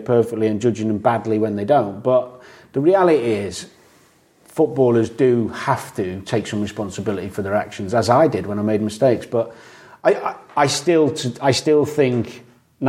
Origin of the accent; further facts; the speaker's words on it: Chester, North West England, United Kingdom; I was from Chester